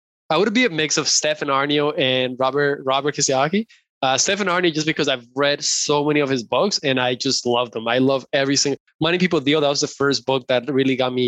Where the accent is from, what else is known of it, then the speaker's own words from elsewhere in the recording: Colombia; moved away; I come from Colombia. Like, that's where I was born and raised.